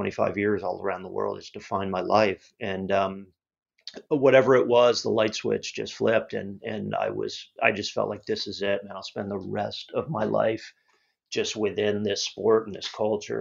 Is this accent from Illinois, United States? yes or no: no; Cocoa Beach, Florida, United States; I grew up in Cocoa Beach, Florida.